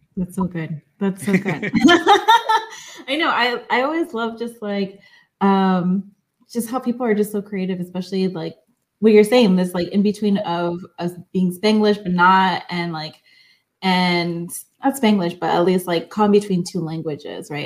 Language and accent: English; El Salvador; I'm actually from El Salvador, so we have like I'm Central American.